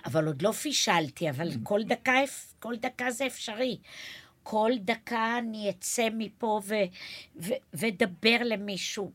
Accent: Neve Yam, Haifa District, Israel; ואני גדלתי בנווה ים

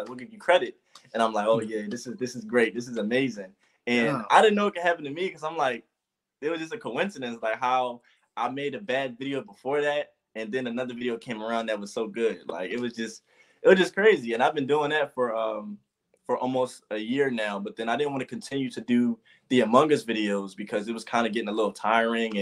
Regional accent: Philadelphia, Pennsylvania, United States; I am from Philadelphia

